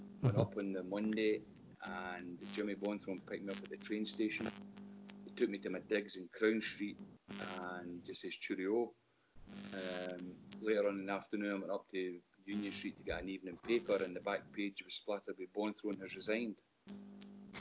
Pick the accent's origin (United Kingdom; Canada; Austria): United Kingdom; Denny, Scotland; I'm from Denny